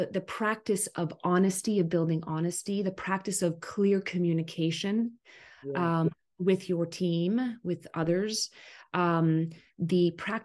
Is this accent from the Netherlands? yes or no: no; Canada; also born or lived in Ottawa, Canada; I am a Canadian, a Canuck. in Ottawa, Canada, our capital, our country capital.